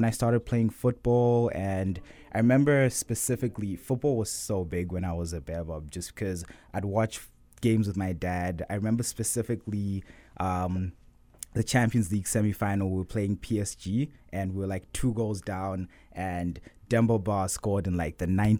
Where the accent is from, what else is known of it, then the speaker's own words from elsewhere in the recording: Harare, Zimbabwe; So, yeah, I was born in 1999 in Harare, Zimbabwe, to two very loving parents. And I remember growing up with my younger sister, who's 4 years younger than me.